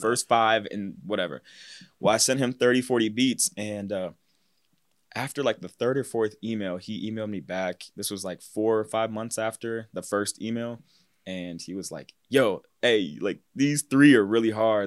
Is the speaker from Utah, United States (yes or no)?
no; Cincinnati, Ohio, United States; also born or lived in Mason, Ohio / West Chester, Ohio; I'm from Cincinnati, Ohio. More like northern, kinda towards, like, the Westchester area. Mason is where I went to high school